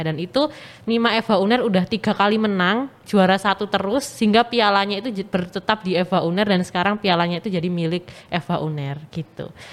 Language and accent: Indonesian; Pacitan, East Java, Indonesia; moved away as an adult; now in Surabaya, Indonesia; asal aku dari Pacitan, Jawa Timur